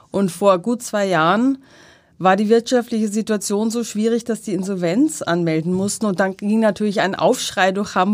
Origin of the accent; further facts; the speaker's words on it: Austria; Ich war in den Bergen in meinem Heimatland Österreich